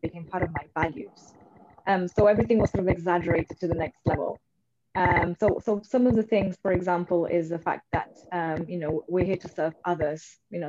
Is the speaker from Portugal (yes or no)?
yes; Portugal; So for me, I was brought up, I grew up in Portugal to Indian parents. So from a very early age, I have been used to being in an environment which wasn't sort of my own and where I stood out and I was different.